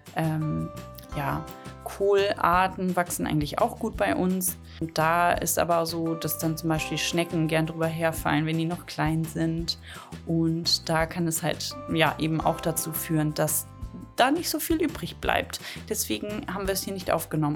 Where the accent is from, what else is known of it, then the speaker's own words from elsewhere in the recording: the North, Northern Germany, Germany; Schnippelbohnen, sagt man bei uns im Norden